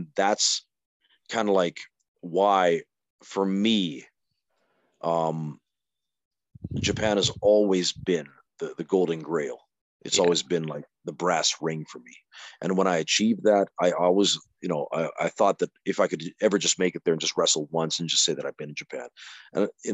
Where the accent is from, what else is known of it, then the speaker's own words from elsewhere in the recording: Calgary, Alberta, Canada; now in Helsinki, Finland; I was brought up in Calgary